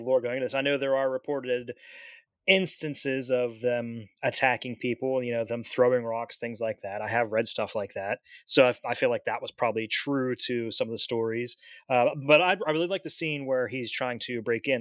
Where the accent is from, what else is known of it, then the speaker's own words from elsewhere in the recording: Pennsylvania, United States; I'm from Pennsylvania.